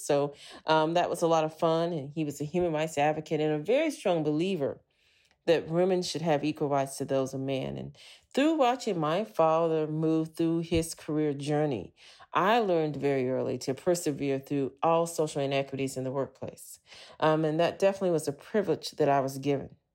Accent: Anchorage, Alaska, United States; moved away; also born or lived in Montana / Los Angeles / New York; I was raised in Anchorage, Alaska.

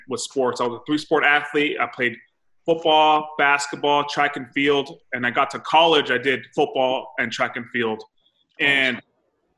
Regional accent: Salinas Valley, Monterey County, Central California, United States; So I'm from California. I'm Central California in the Monterey County. I grew up in the valley. It's called the Salinas Valley

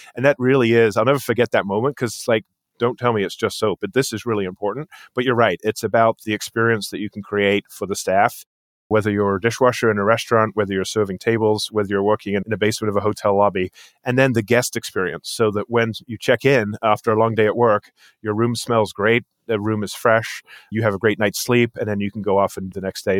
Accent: England, United Kingdom; moved away as an adult; also born or lived in New Jersey, United States; now in United States; I moved over here after high school when I was eighteen years old. I grew up in England, actually

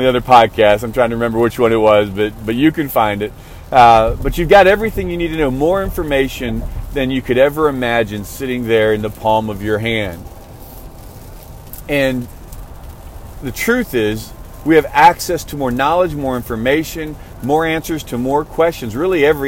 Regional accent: outside of Chicago, Illinois, United States; now in Texas, United States; growing up outside of Chicago, I grew up in an area, in a neighborhood, just me and my mom and my gram.

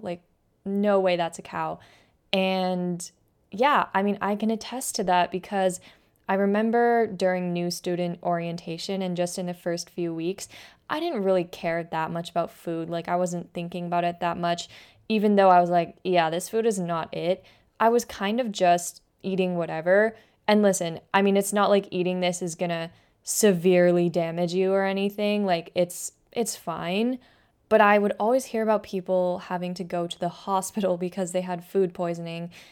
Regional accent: West Coast, United States; moved away as an adult; now in Philadelphia, United States; I'm from the West Coast

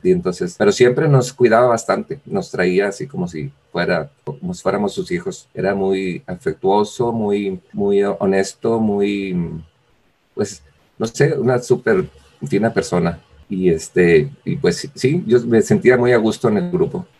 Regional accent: Villaldama, Nuevo León, Mexico; also born or lived in Monterrey; soy de Villaldama, Nuevo León

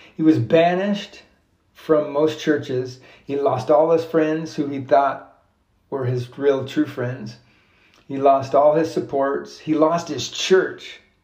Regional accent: United States; as an American

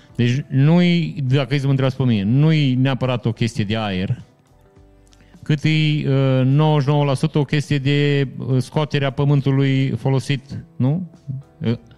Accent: Vișeu de Sus, Maramureș County, Romania; moved away; în perioada în care am plecat din Vișeu

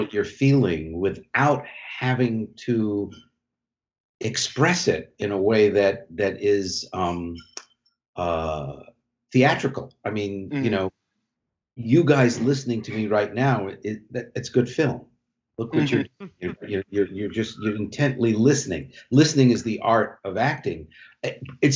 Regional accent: New York, United States; I grew up in New York and loved the theater, acted as a child

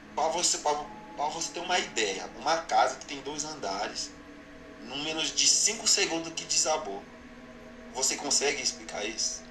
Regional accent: Haiti; Portuguese is a second language; moved away as an adult; now in Brazil; Eu sou do Haiti

